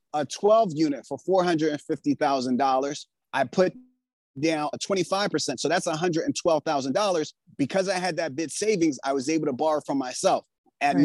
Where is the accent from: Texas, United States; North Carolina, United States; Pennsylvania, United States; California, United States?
Pennsylvania, United States; Philadelphia; I grew up in West Philadelphia and Pennsylvania